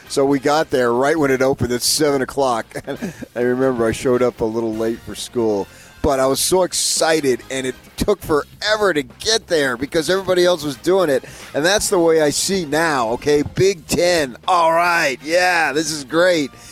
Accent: Northeast, United States; moved away; growing up in the Northeast with the Catholic thing. It's such a big, big deal back there. At least it was when I lived there.

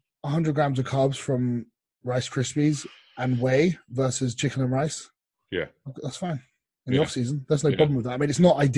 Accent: England, United Kingdom; and I'm English

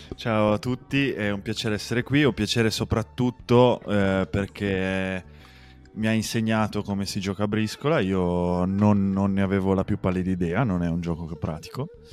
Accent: Asti area, Piedmont, Italy; Dalle nostre parti nell'Astigiano

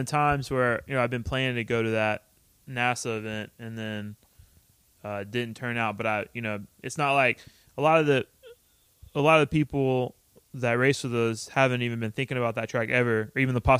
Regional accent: United States; moved away; where we grew up is in the middle of Austin and NOLA. So it's like about 4 hours to where my hometown is and then another 4 hours to NOLA.

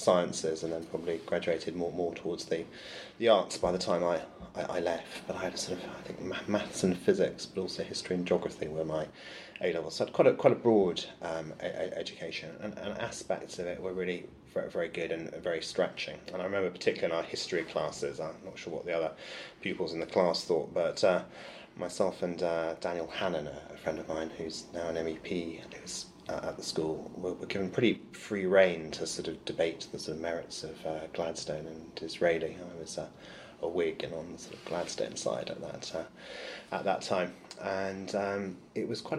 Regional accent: Somerset, South West England, United Kingdom; born or raised there; also born or lived in London / California / Sheffield

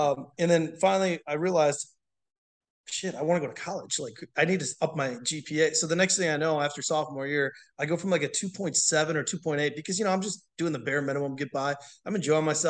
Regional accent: Waukesha, Wisconsin, United States; born or raised there; moved away as an adult; also born or lived in Texas; now in La Vergne, United States

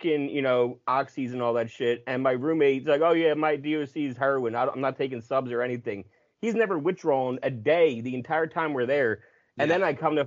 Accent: New Jersey, United States; moved away as an adult; also born or lived in Plymouth, Massachusetts / Los Angeles; now in Pennsylvania, United States; I grew up in Jersey

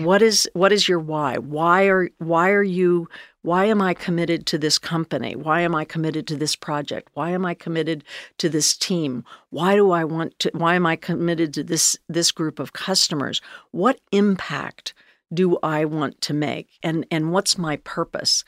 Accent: Northern California, United States; moved away as an adult; I grew up in Northern California

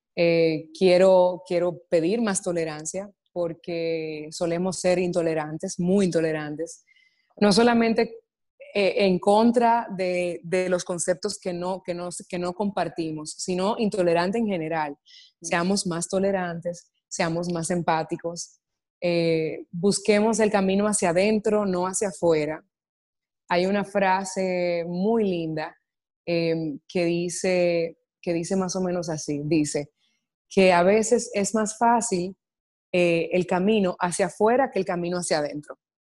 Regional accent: Dominican Republic; el cine que hago es normalmente he eh, consumido en mi país, en República Dominicana

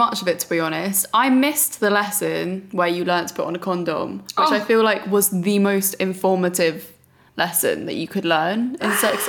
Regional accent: Brighton, South East England, United Kingdom; I grew up in Brighton

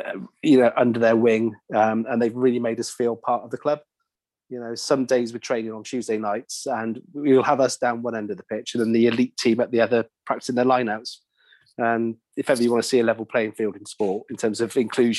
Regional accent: England, United Kingdom; also born or lived in Wales; now in Cardiff, United Kingdom; I grew up in England

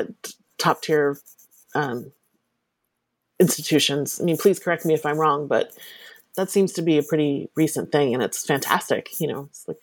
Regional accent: Southern New Jersey, United States; I grew up in Southern New Jersey.

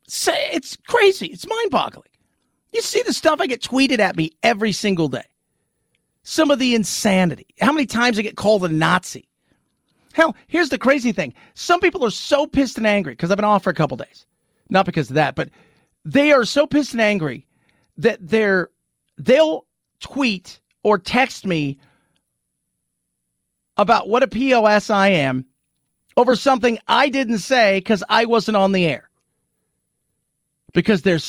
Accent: Los Angeles, California, United States; moved away as an adult; also born or lived in London; I grew up in Los Angeles, born and raised there. Then I lived in London off and on for a decade.

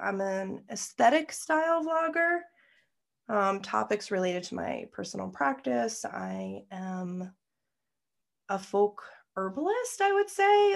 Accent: United States; also born or lived in New York; I'm American

